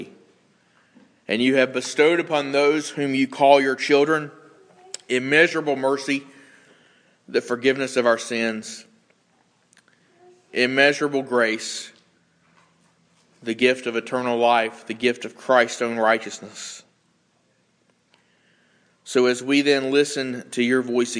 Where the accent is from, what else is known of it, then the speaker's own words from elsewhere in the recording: United States; as an American